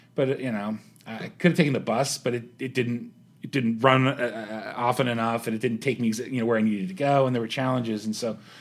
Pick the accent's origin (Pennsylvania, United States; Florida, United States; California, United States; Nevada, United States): Pennsylvania, United States; Pittsburgh; moved away as an adult; also born or lived in Youngstown, Ohio; now in Columbus, United States; I was born in Youngstown, but I grew up in Pittsburgh